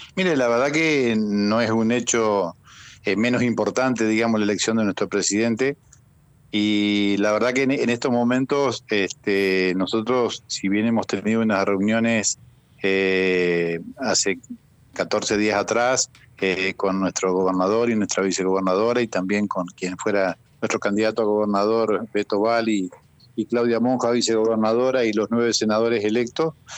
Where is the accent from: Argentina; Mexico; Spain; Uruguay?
Argentina; María Grande, Entre Ríos; estoy acá en María Grande, estoy acá en mi pueblo.